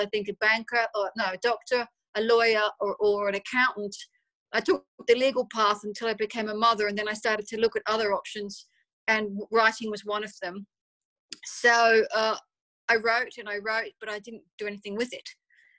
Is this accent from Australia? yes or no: yes; Australia; moved away as an adult; now in London, United Kingdom; I grew up in Australia, if you can't pick the accent. I lived there until about 20 or so years ago, and I moved to London.